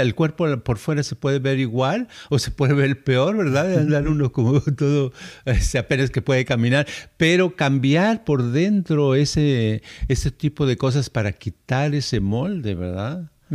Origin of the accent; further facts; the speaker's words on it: Guadalajara, Jalisco, Mexico; moved away as an adult; also born or lived in United States; yo nací allá por Tapatilandia